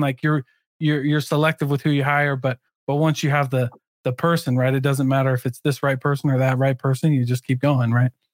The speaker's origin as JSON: {"language": "English", "region": "Midwest", "country": "United States", "tie": "born or raised there", "said": "I grew up in the Midwest too"}